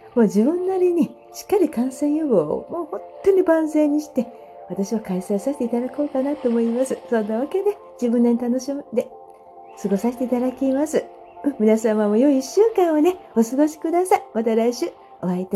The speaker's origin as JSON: {"language": "Japanese", "town": "Sagamihara", "region": "Kanagawa", "country": "Japan", "tie": "born or raised there", "said": "地元相模原なので"}